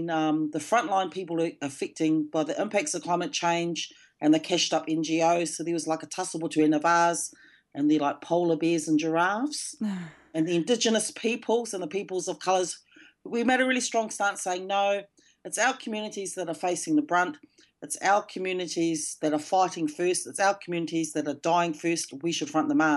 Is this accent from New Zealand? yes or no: yes; Ngāti Whātua, Auckland, New Zealand; also born or lived in Melbourne, Australia; I'm from the Ngāti Whātua tribe and I'm talking from Tamaki Makaurau in Auckland